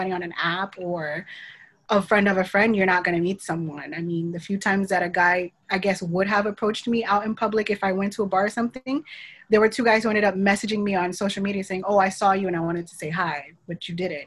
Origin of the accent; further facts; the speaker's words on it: Miami, Florida, United States; Born and raised in Miami, but I'm Haitian for the most part